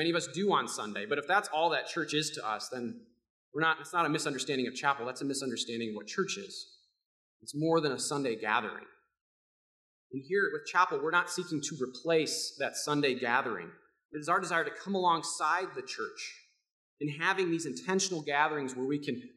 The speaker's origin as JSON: {"language": "English", "town": "Rockford", "region": "Illinois", "country": "United States", "tie": "born or raised there", "said": "Growing up in Rockford, I was the son of a pastor"}